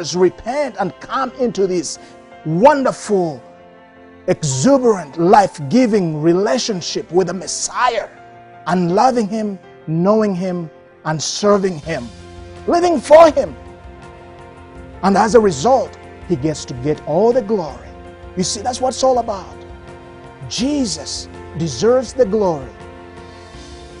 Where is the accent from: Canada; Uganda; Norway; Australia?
Uganda; moved away as an adult; now in United States; I am a missionary from Uganda